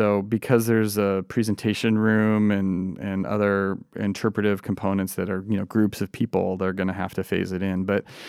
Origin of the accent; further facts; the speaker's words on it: Pacific Northwest, United States; I think that's a result of growing up in the Pacific Northwest, where we have such dramatic landscapes and geology